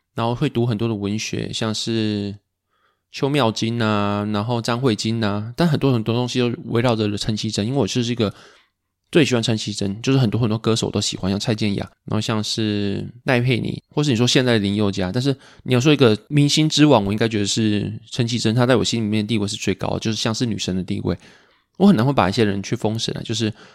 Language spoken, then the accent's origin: Chinese; Pingtung County, Taiwan; 因为我们都是屏东人